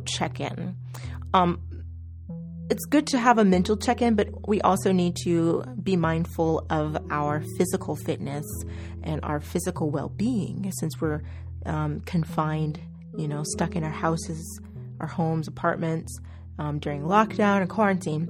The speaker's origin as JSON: {"language": "English", "region": "Oklahoma", "country": "United States", "said": "I'm from Oklahoma"}